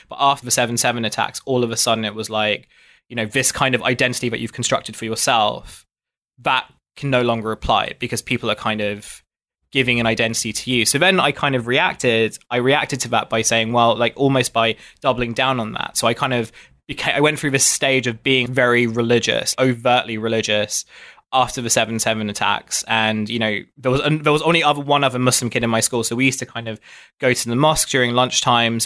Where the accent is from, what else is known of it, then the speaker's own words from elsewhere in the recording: Dartford, South East England, United Kingdom; moved away as an adult; also born or lived in South London; now in London, United Kingdom; I grew up in an area near Dartford in Kent